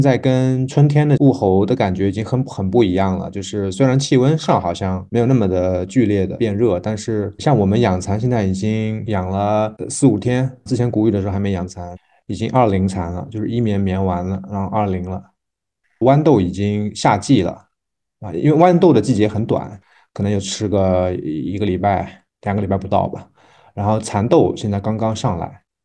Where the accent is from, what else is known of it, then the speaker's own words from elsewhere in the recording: Jiaxing, Zhejiang, China; 我们这里有樱桃，但我们这个方言不叫樱桃